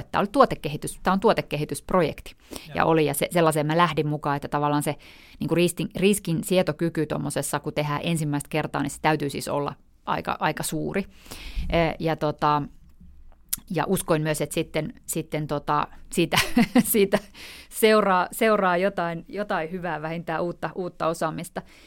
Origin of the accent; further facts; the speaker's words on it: North Karelia, Finland; moved away; Mä olen asunut siellä tota, 10 vuotta mun elämästä, ei kun enemmänkin 18 vuotta mun elämästä, ja mun isä on siis Pohjois-Karjalasta ja äiti on Turusta, ja, ja tota, et, että et olen asunut siellä kyllä, että voisin sanoa, että sieltä mä oon kotoisin